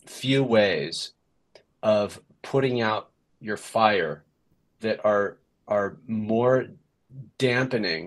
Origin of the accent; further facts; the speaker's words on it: California, United States; now in New Jersey, United States; I'm from California, so I've never seen snow